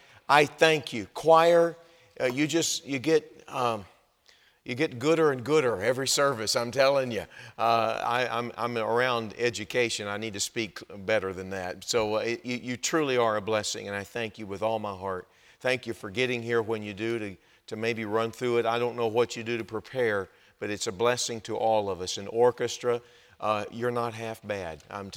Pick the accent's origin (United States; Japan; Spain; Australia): United States; Texas; now in Wisconsin, United States; I think you can tell that I'm not from Wisconsin. And I've got, this is the way it comes out when you grow up in Texas.